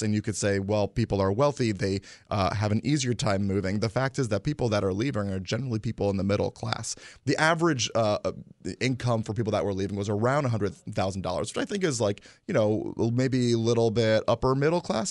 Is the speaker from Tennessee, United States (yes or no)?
no; Guilford, Connecticut, United States; also born or lived in Hamden; I grew up in Guilford